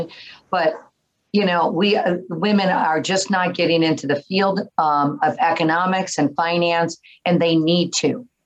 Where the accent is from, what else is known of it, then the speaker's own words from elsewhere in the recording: Detroit, Michigan, United States; moved away as an adult; now in Southern California, United States; I grew up in the Detroit area